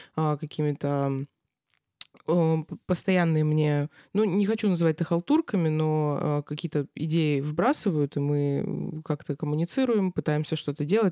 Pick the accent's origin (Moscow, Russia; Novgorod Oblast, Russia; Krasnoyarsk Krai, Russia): Krasnoyarsk Krai, Russia; Krasnoyarsk; moved away as an adult; now in Saint Petersburg, Russia; я родилась в Красноярске, а, потом училась здесь